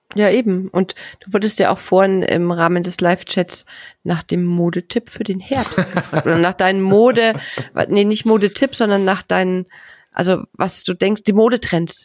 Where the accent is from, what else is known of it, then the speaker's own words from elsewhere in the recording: Bavaria, Germany; ich komme ja aus Bayern, aus einer sehr ländlichen Gegend